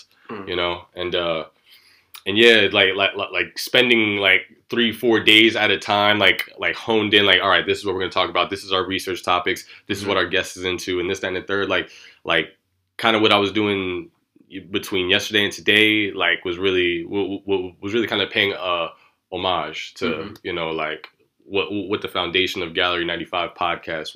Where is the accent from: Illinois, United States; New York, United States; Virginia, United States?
New York, United States; New York City; being born and raised in New York